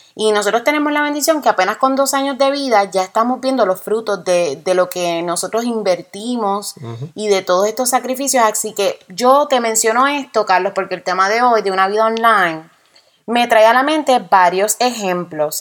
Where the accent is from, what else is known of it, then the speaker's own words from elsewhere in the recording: Puerto Rico; now in United States; somos boricuas, somos puertorriqueños